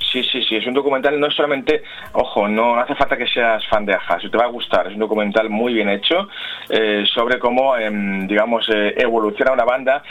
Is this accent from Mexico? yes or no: no; Spain; somos los españoles